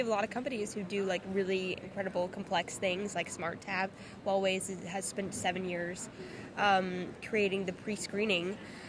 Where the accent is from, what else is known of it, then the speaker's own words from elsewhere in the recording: New York, United States; Yeah, I mean, I'm from New York.